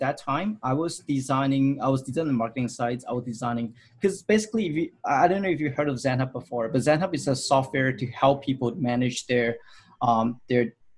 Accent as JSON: {"language": "English", "country": "Hong Kong", "moved": "as an adult", "lives_now": "Vancouver, Canada", "said": "I'm originally from Hong Kong, so I finished my college in Hong Kong"}